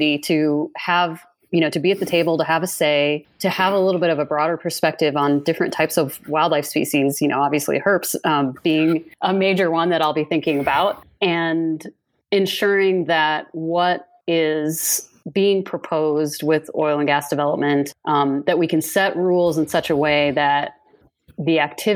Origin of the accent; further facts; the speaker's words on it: Iowa, United States; growing up in Iowa